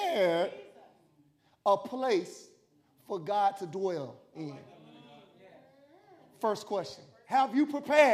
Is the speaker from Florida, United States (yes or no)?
yes; Tallahassee, Florida, United States; moved away; I came from Tallahassee, and I came from this, we was in the housing projects, and they had something called Tallahassee Housing Authority